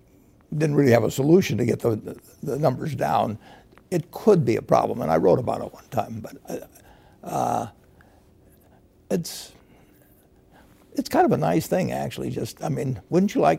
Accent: United States; born or raised there

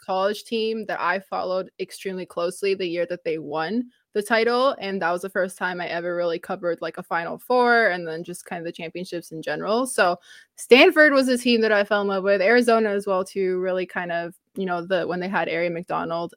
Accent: Canada; as the Canadian on this podcast

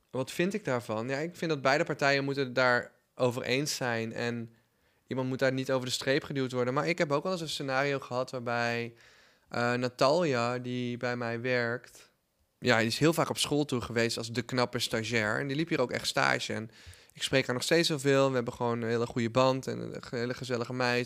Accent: Netherlands; also born or lived in United States; als Nederlander

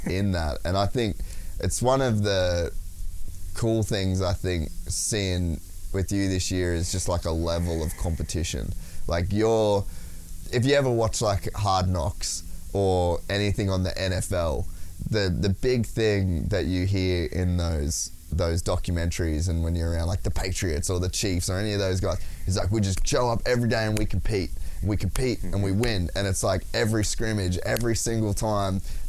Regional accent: Australia; I'm as Australian as it gets

